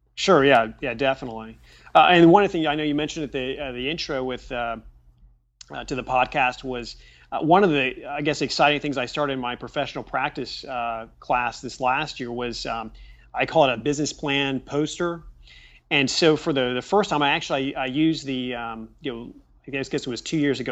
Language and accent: English; Richmond, Indiana, United States; growing up in Richmond, Indiana